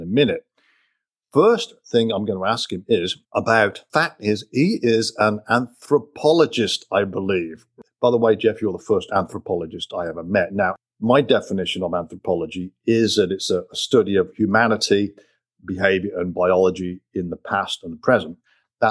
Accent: Coventry, West Midlands, United Kingdom; I was born and raised in Coventry, England

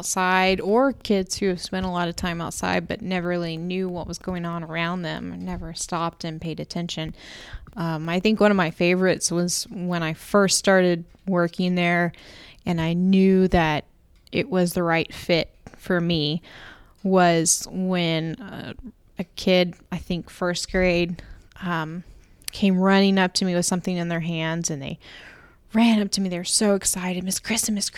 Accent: Jacksonville, Florida, United States; I grew up in Jacksonville, Florida

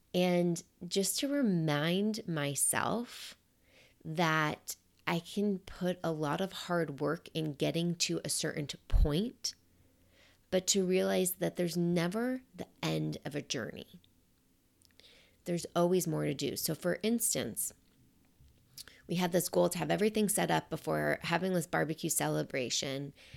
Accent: New York, United States; I'm a New Yorker.

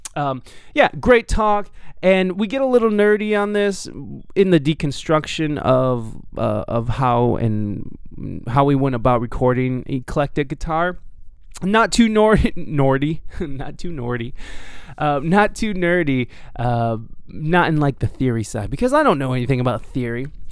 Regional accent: Toledo, Ohio, United States; moved away; also born or lived in San Diego; I'm from this weird little Ohio Toledo. It's called Toledo

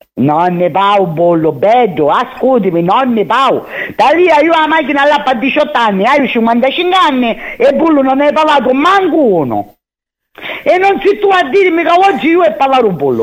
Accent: Catania, Sicily, Italy; sogno catanese verace e orgogliosa di essere catanese

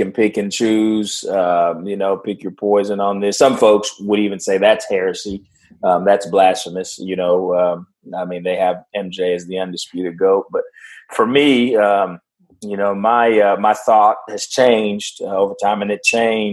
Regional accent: Dallas, Texas, United States; I'm actually from Dallas

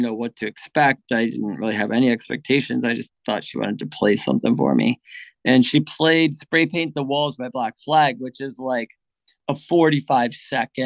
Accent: Pittsburgh, Pennsylvania, United States; I grew up in Pittsburgh, Pennsylvania

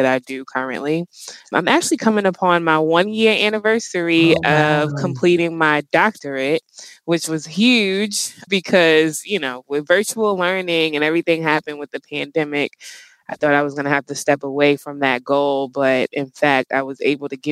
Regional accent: New York, United States; moved away as an adult; also born or lived in Pennsylvania / Newark, New Jersey; now in Maryland, United States; I was born and raised in New York. I'm a native New Yorker

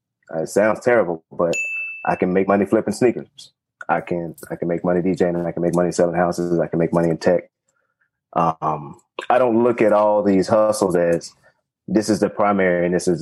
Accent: Dallas, Texas, United States; I'm from Dallas, Texas.

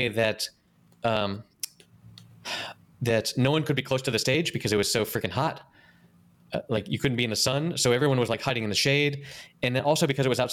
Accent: North Carolina, United States; I grew up in North Carolina

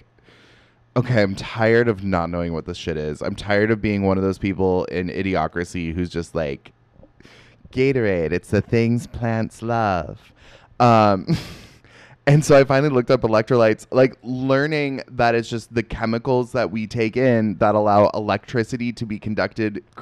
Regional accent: Seattle, Washington, United States; moved away as an adult; I call it pop because I'm from Seattle

